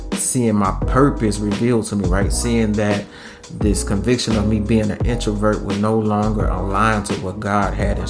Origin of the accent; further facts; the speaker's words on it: Louisiana, United States; we're from Louisiana